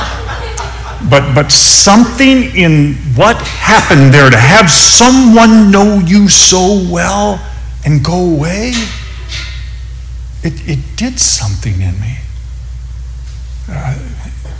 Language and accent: English; Upland, California, United States; now in Phoenix, United States; I grew up in Southern California, Upland, California.